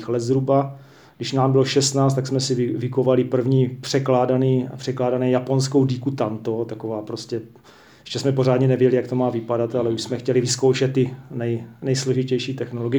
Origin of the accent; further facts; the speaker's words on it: Czechia; jako Čech